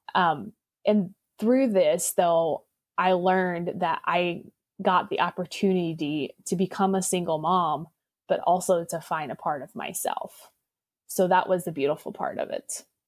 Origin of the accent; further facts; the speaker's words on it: Indiana, United States; I was born and raised in Indiana and I grew up in an Amish culture